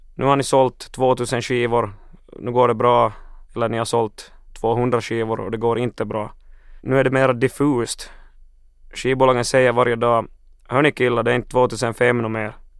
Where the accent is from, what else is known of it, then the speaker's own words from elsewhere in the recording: Finland; vi har läroplikt i Finland och inte skolplikt